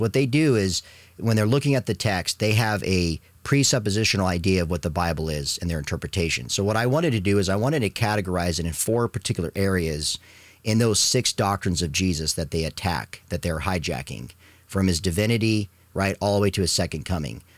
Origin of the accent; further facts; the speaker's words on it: Arizona, United States; my Catholic family when I was growing up in Arizona